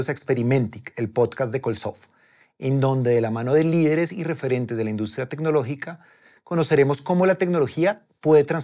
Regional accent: Medellín, Antioquia, Colombia; Sí, colombianísimo.

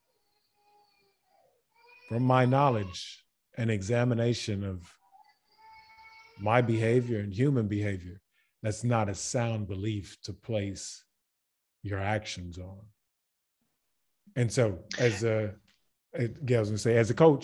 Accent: Baton Rouge, Louisiana, United States; moved away as an adult; also born or lived in Germany; now in Croatia; I'm from Baton Rouge, Louisiana

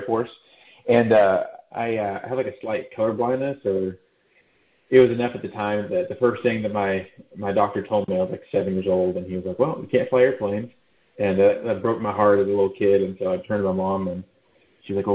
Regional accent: Dallas, Texas, United States; moved away as an adult; also born or lived in Provo, Utah / Georgia; now in San Antonio, United States; I grew up in Dallas, a Texas boy

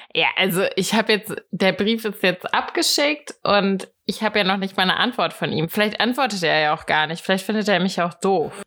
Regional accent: Hattenheim, Hesse, Germany; Ich bin in Hattenheim groß geworden. Ähm, das ist ein kleines Dorf

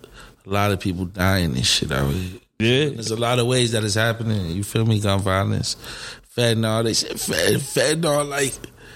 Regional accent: Hartford, Connecticut, United States; I'm from Hartford, Connecticut. I'm from the North End. I grew up in the Ville.

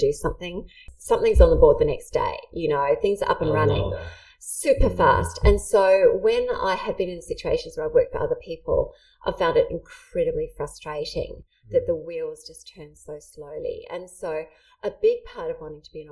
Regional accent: New Zealand; I grew up in New Zealand

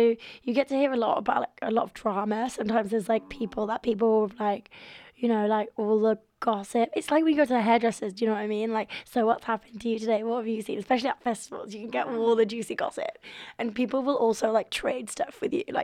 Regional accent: York, Yorkshire and the Humber, United Kingdom; I grew up in York

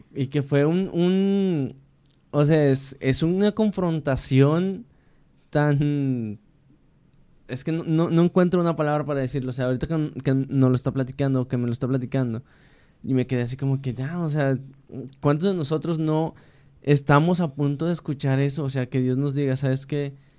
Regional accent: Mexico; como decimos los mexicanos.

